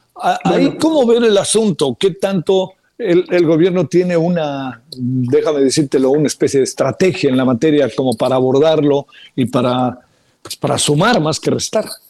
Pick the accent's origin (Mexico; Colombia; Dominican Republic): Mexico; somos mexicanas, mexicanos